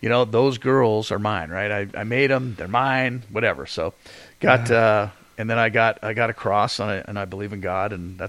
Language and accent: English; England, United Kingdom; moved away; I got the English flag because I was born there